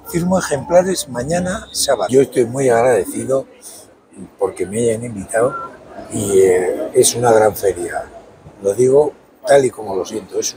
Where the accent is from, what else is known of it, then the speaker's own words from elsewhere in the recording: Basque Country, Spain; Bueno, yo soy vasco